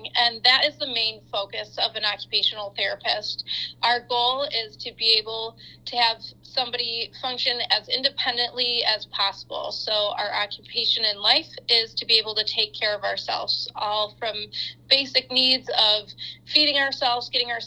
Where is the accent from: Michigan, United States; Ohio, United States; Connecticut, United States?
Michigan, United States; Detroit; also born or lived in Kalamazoo, Michigan; I grew up in the Detroit area